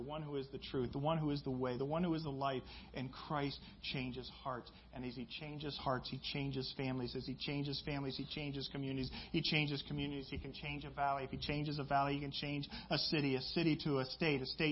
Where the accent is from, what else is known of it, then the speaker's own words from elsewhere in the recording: Midwest, United States; I grew up in the Midwest